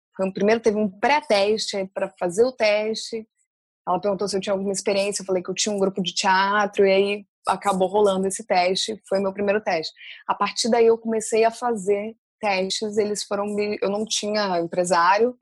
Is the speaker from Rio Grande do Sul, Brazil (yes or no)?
no; Vitória, Espírito Santo, Brazil; eu nasci no Espírito Santo, né, em Vitória. Minha família é toda do interior, de uma cidadezinha chamada Fundão.